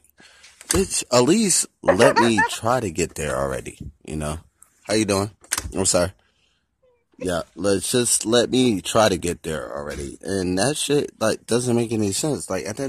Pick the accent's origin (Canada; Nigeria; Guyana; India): Nigeria; I'm Nigerian, so I already know.